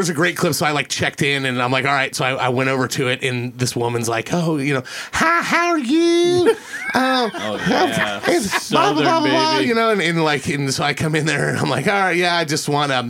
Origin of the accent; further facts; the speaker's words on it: Ohio, United States; accent: northern; I'm from Ohio